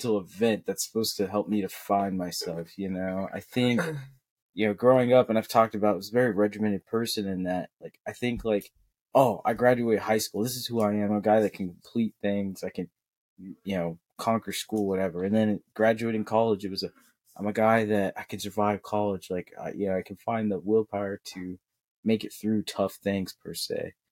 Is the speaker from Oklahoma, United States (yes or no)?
yes; Seward, Oklahoma, United States; also born or lived in Oregon; now in Los Angeles, United States; I came from Seward, Oklahoma, small town